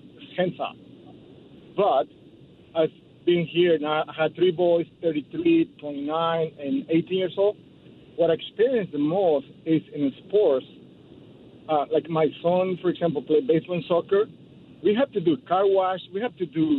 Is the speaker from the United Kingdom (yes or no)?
no; Mexico; now in South Bay, United States; I'm from Mexico